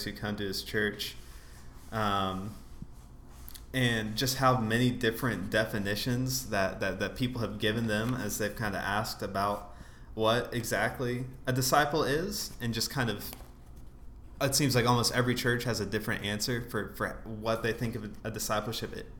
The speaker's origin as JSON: {"language": "English", "region": "South Carolina", "country": "United States", "tie": "born or raised there", "said": "growing up in South Carolina"}